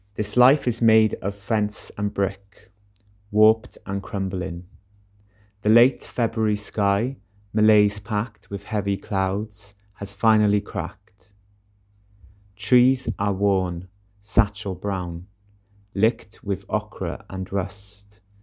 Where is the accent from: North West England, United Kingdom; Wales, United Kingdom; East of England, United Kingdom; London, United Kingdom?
Wales, United Kingdom; Welsh; also born or lived in Cardiff; I'm a Welsh poet living in Cardiff.